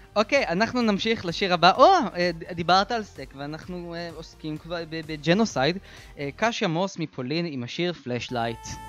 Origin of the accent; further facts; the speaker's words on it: Beersheba, Southern District, Israel; כמו שאנחנו היינו עושים פעם בבאר שבע